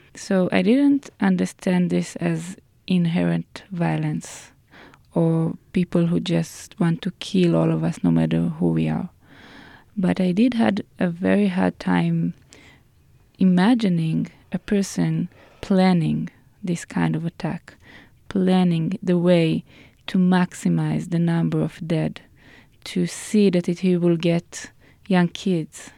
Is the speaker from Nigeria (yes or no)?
no; Haifa, Haifa District, Israel; in Haifa, my hometown.